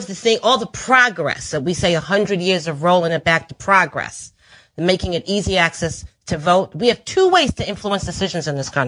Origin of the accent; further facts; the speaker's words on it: New London, Connecticut, United States; moved away; also born or lived in Michigan; I just moved here from Michigan. Spent 17 years. I used to spend 20 years in the labor movement, the United Auto Workers Union. But I come from Connecticut, a little town called New London, Connecticut.